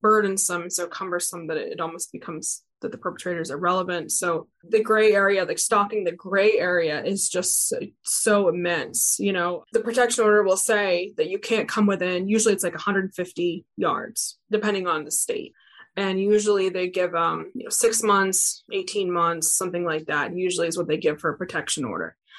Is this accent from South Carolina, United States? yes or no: no; Maine, United States; now in Louisiana, United States; I'm not from here. I'm from Maine.